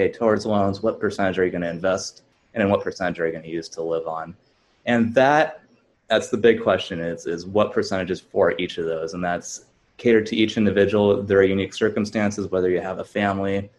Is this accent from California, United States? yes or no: yes; California, United States; also born or lived in Memphis, Tennessee; I'm originally from California, so I moved back to the Bay Area, California